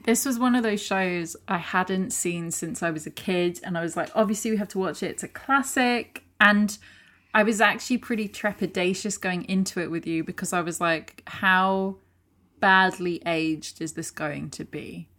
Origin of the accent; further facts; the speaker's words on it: United Kingdom; we're British